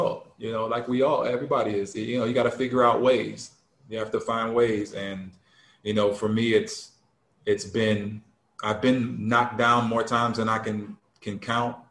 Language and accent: English; Detroit, Michigan, United States; growing up in Detroit